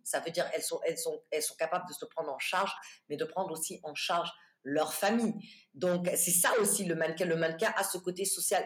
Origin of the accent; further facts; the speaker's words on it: United States; moved away as an adult; also born or lived in Houston; now in Guinea; j'ai vécu toute mon enfance, euh, presque la majorité de mon adolescence et de, de, ma jeunesse euh, aux États-Unis